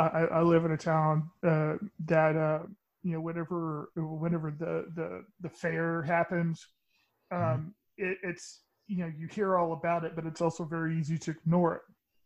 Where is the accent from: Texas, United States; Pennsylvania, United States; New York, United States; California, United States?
Texas, United States; I am from Texas originally, live in Texas right now